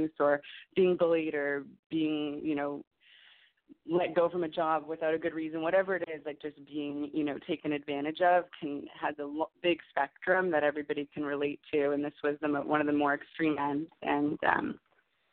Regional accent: Canada; also born or lived in Los Angeles; I'm from Canada

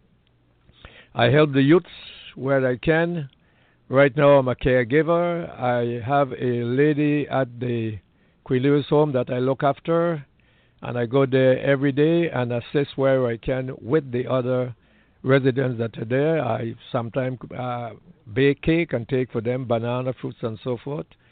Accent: U.S. Virgin Islands; I was born in St. Thomas, U.S. Virgin Islands.

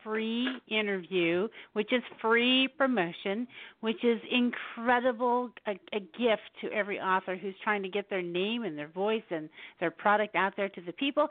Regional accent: Florida, United States; moved away as an adult; also born or lived in Illinois / South Carolina; now in North Carolina, United States; I was born in Illinois. I went to school in junior high and high school in Florida.

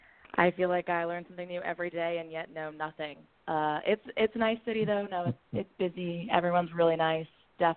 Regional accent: South Shore of Massachusetts, United States; moved away as an adult; also born or lived in Skidmore College, New York; now in Washington, United States; I am from the South Shore of Massachusetts.

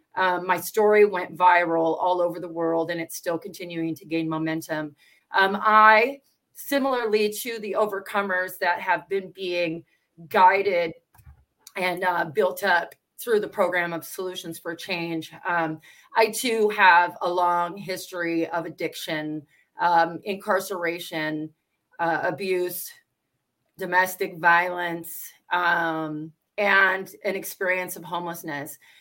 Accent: Washington, United States; I'm from Washington State

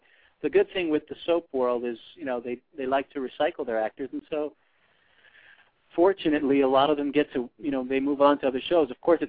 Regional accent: New York City, New York, United States; now in Los Angeles, United States; being a New Yorker myself. I live out in L.A., but I I'm a very, very proud New Yorker

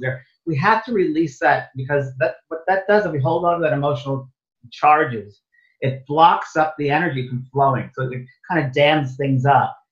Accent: New York, United States; moved away as an adult; also born or lived in San Francisco, California / Los Angeles, California; I thought I was from New York.

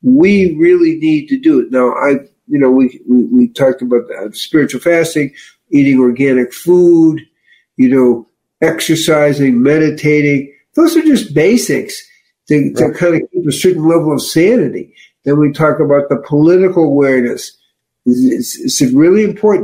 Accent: Chicago, Illinois, United States; I'm from Chicago

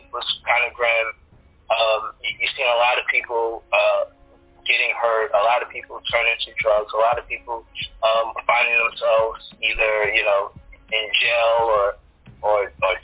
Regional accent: New York City, New York, United States; I grew up in the University Morris Heights section of the Bronx

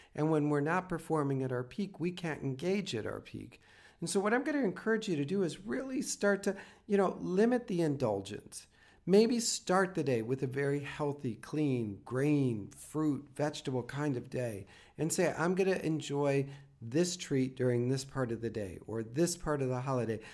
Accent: the Midwest, Minnesota, United States; I come from the Midwest and Minnesota can get cold

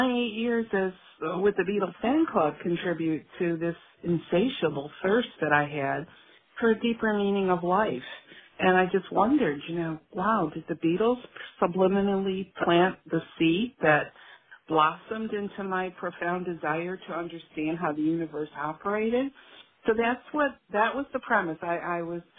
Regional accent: Chicago, Illinois, United States; the neighborhood that I grew up in Chicago

